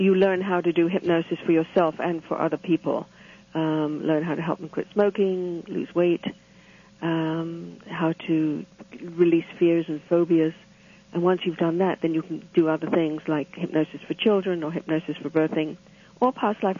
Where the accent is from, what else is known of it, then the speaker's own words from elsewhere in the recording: England, United Kingdom; now in Toronto, Canada; I grew up in England